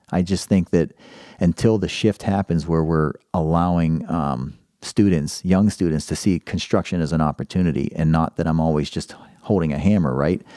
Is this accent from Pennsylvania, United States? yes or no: yes; Pittsburgh, Pennsylvania, United States; now in Columbus, United States; I'm from Pittsburgh originally